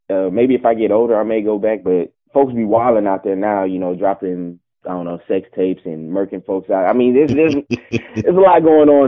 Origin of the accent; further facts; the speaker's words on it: Beaumont, Texas, United States; now in Dallas, United States; Uh Beaumont, Texas.